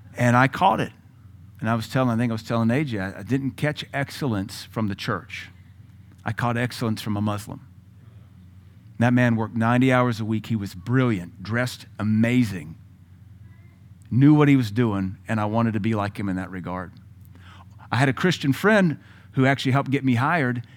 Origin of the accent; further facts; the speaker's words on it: United States; also born or lived in Tennessee / Louisiana; I'm from Louisiana and Tennessee